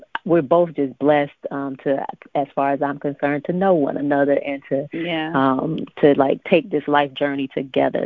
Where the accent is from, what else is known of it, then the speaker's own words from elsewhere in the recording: Sebring, Florida, United States; I was born and raised in Sebring, Florida